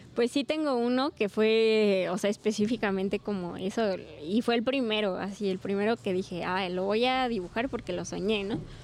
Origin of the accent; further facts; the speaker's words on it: Pachuca, Hidalgo, Mexico; moved away as an adult; now in Tulancingo, Mexico; Yo soy originaria de Pachuca